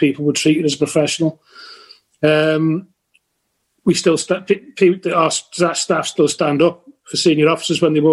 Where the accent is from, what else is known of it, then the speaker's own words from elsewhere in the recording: Merseyside, North West England, United Kingdom; also born or lived in Lancashire; Working there means something to me because it's where I was born, where I was brought up